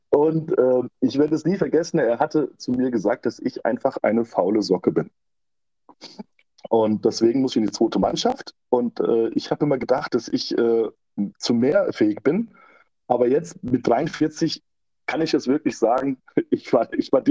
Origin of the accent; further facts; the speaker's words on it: Hanau, Hesse, Germany; born there; 43 Jahre alt, gebürtiger Hanauer. Seit sechs bis sieben Jahren lebe ich in Bornheim